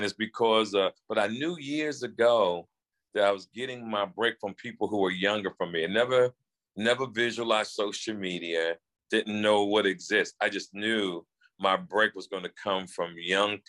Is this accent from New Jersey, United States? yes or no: yes; New Jersey, United States; I was from Jersey